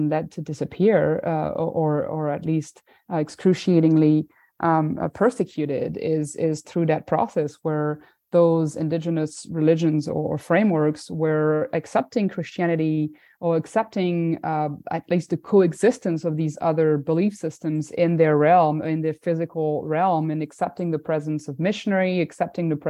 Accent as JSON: {"language": "English", "country": "France", "said": "I'm from France"}